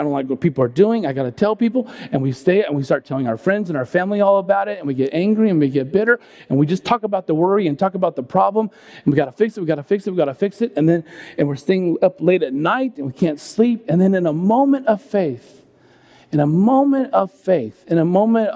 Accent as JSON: {"language": "English", "region": "California", "country": "United States", "tie": "born or raised there", "said": "I grew up in California"}